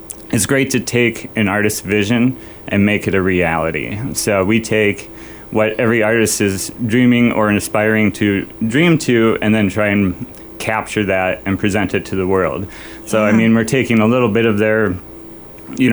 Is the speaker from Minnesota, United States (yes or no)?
yes; Bemidji, Minnesota, United States; also born or lived in Florida / Los Angeles / Chicago; I grew up in Bemidji